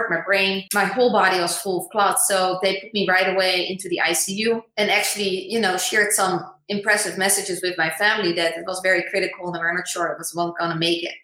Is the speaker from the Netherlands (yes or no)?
yes; The Hague, South Holland, Netherlands; moved away as an adult; now in United States; I was born in the Netherlands, in The Hague. Just a normal child going to school